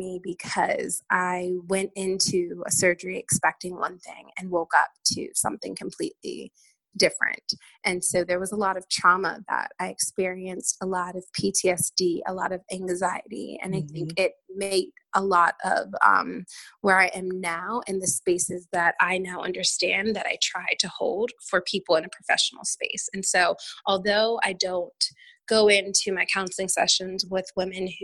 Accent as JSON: {"language": "English", "region": "Maryland", "country": "United States", "tie": "born or raised there", "also_born_or_lived": "North Carolina", "moved": "as an adult", "said": "I grew up in Maryland"}